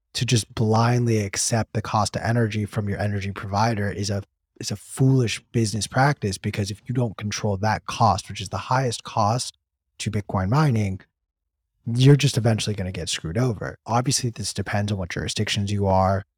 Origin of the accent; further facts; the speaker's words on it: California, United States; my home state of California